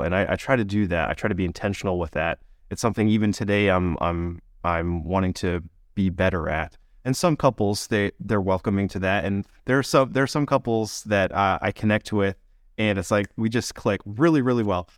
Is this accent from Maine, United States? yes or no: yes; Maine, United States; I grew up in Maine